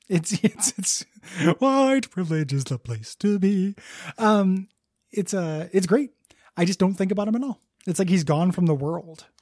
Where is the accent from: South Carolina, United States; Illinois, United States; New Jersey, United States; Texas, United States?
Illinois, United States; DeKalb; moved away; In DeKalb, Illinois, my hometown just smelled like shit sometimes because of all the farms